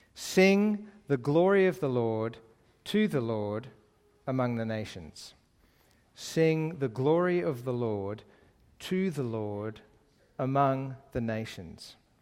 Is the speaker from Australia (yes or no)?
yes; Lane Cove, New South Wales, Australia; moved away as an adult; also born or lived in Middle East; I actually grew up just down the road in Lane Cove, uh, which is my, my hometown area